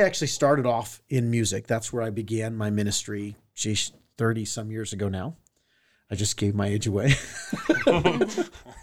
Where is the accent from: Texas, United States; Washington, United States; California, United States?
California, United States; Southern; I grew up in Southern California.